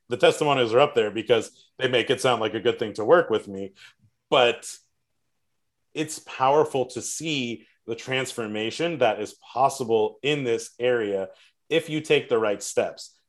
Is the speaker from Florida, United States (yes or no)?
yes; South Florida, United States; I grew up in South Florida and live here